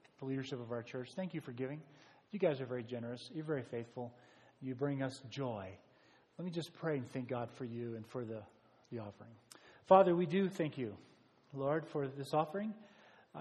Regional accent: United States; as an American

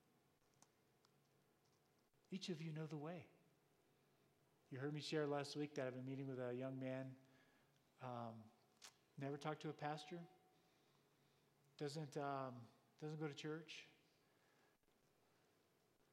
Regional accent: United States; as an American

